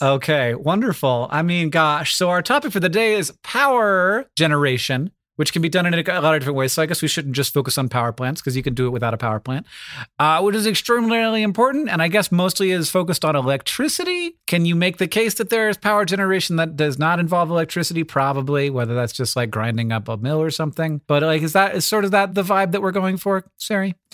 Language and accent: English; Florida, United States; I grew up in Florida